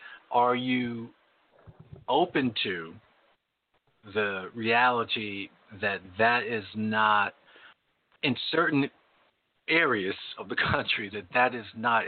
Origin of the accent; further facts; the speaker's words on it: New York, United States; moved away; I came from New York. I came from New York and went to California.